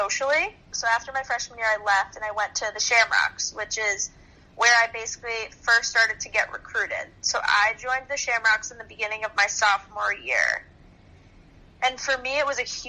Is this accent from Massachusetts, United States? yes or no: yes; Reading, Massachusetts, United States; my hometown high school, they didn't allow that. And I was ready to take that next jump in hockey, so I decided to leave Reading